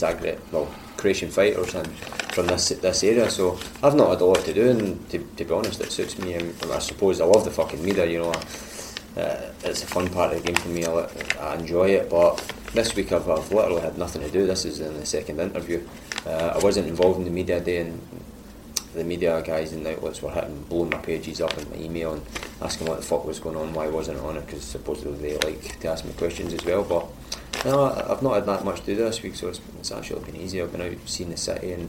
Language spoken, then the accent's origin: English; Glasgow, Scotland, United Kingdom; growing up in Scotland as a kid, you know, you can either play football or fight, and I done both